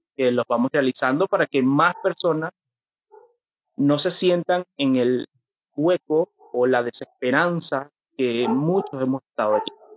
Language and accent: Spanish; Venezuela; moved away as an adult; now in Curitiba, Brazil; Soy de Venezuela. Actualmente nací en mi país